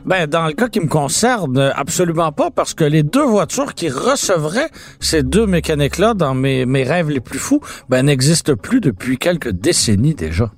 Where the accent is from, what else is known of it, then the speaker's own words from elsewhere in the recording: Montreal, Quebec, Canada; j'ai grandi à Antique Quartier-Ville